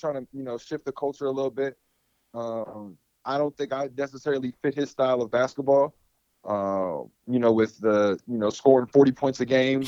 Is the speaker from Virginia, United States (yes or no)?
yes; Virginia, United States; moved away as an adult; also born or lived in Washington, D.C. / Maryland; now in Mexico; I was born in Washington, D.C., grew up in Virginia